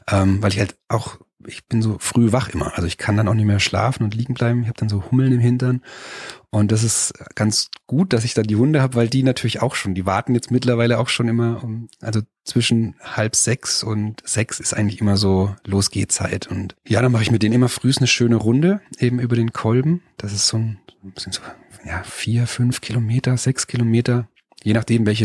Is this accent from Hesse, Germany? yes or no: no; Mainz, Rhineland-Palatinate, Germany; born there; Also eigentlich bin ich in Mainz geboren sogar